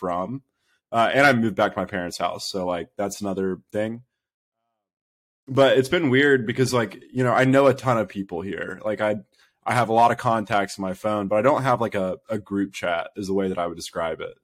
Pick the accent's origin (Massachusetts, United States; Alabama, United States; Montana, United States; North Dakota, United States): Alabama, United States; Birmingham; also born or lived in Tuscaloosa, Alabama; I'm from Birmingham, Alabama